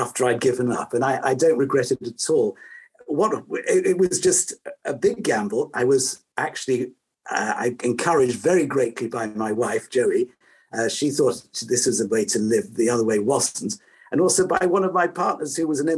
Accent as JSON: {"language": "English", "region": "London", "country": "United Kingdom", "tie": "born or raised there", "said": "I was born in London"}